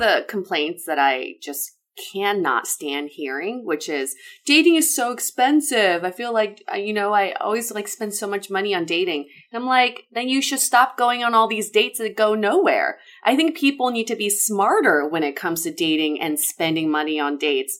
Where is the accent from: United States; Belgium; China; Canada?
China; moved away; I was born and raised in China.